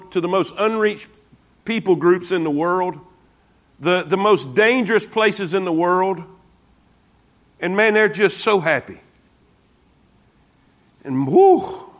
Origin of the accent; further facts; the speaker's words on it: United States; accent: redneck; I'm from the U.S.